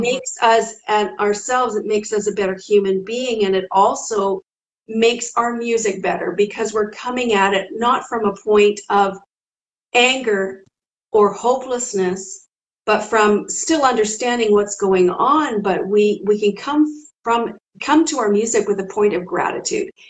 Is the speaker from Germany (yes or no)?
no; Canada; I'm from Canada